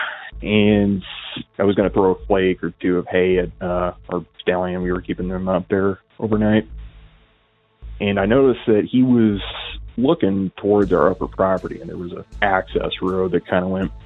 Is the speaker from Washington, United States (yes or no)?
yes; Northwest Washington, United States; I'm from Washington, Northwest Washington, to be specific.